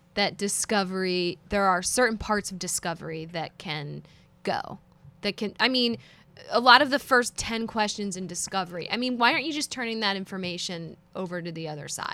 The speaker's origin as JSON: {"language": "English", "town": "Philadelphia", "region": "Pennsylvania", "country": "United States", "said": "I'm from Philadelphia"}